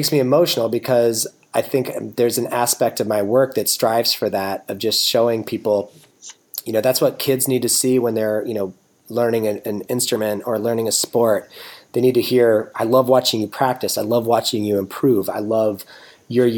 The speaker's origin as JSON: {"language": "English", "country": "United States", "said": "as a American male, probably a white entitled American male"}